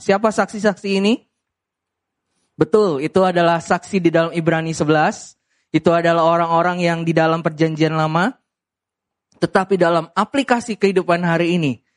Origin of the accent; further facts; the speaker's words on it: Medan, North Sumatra, Indonesia; saya orang Medan